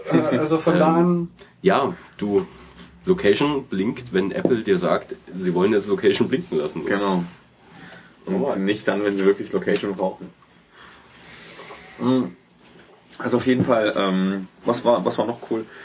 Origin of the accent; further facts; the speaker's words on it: Tara, Omsk Oblast, Russia; Äh, in Sibirien, meine Heimatstadt.